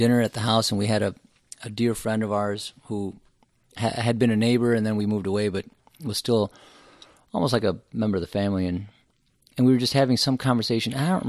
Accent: Champaign, Illinois, United States; I was born in Champaign, Illinois.

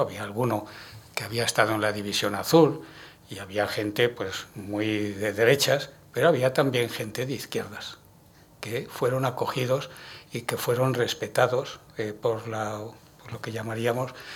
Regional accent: Madrid, Community of Madrid, Spain; soy madrileño y de Chamberí

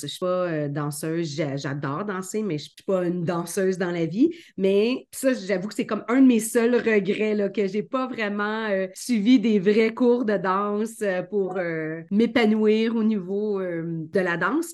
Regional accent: Beauharnois, Quebec, Canada; moved away as an adult; also born or lived in Toronto area, Ontario; now in Toronto, Canada; je viens d'une petite ville à l'extérieur de Montréal qui s'appelle Beauharnois. Euh, et c'est là où est-ce que je suis née

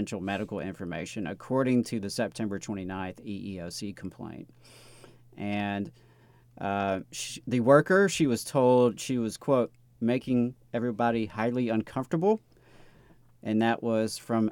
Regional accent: Mississippi, United States; now in Alabama, United States; I am originally from Mississippi, though at this point I've been in Alabama longer than I was in Mississippi, but still, that's still home for me.

